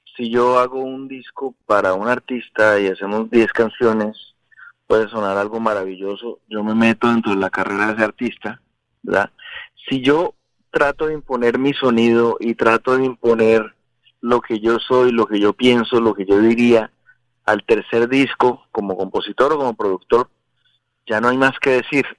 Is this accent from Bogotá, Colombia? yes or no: yes; Bogotá, Colombia; born or raised there